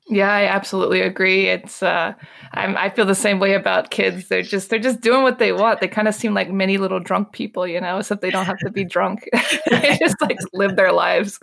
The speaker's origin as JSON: {"language": "English", "region": "Maryland", "country": "United States", "tie": "born or raised there", "moved": "as an adult", "lives_now": "Paris, France", "said": "I'm from Maryland"}